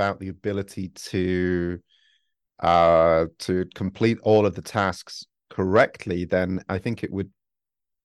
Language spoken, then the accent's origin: English; United Kingdom; moved away as an adult; now in Japan; We're British